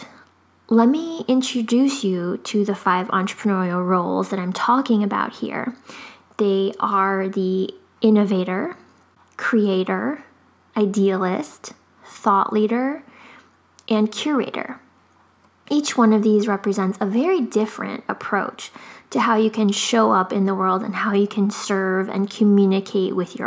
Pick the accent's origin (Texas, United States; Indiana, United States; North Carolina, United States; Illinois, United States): Illinois, United States; Chicago; also born or lived in Japan; now in Florida, United States; I grew up in Chicago